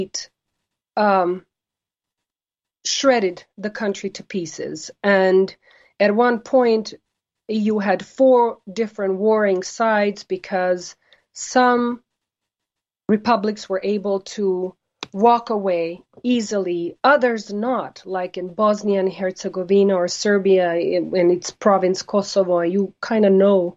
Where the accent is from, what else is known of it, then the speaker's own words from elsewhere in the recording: United States; I'm an American and I'm a proud American.